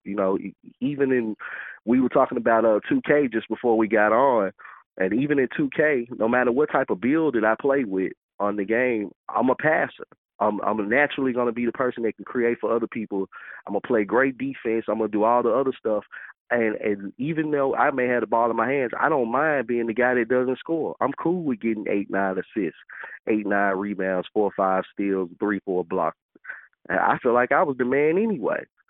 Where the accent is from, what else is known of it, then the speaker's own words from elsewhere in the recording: Memphis, Tennessee, United States; I grew up by growing up in Memphis. I'm from you know I'm from all over Memphis